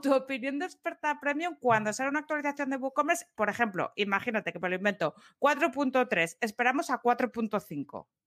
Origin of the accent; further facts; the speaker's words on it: Asturias, Spain; Como yo asturiana